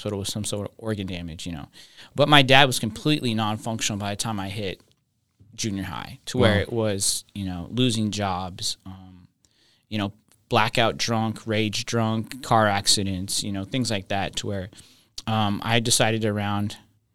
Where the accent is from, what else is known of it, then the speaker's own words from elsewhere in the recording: Reno, Nevada, United States; moved away; I grew up in Reno, Nevada, the beautiful city of Reno, Nevada.